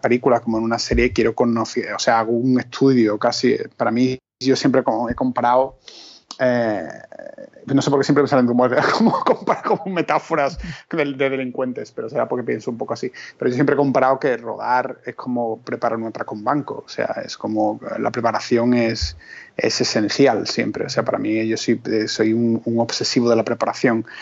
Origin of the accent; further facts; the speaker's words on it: Spain; éramos como dos españoles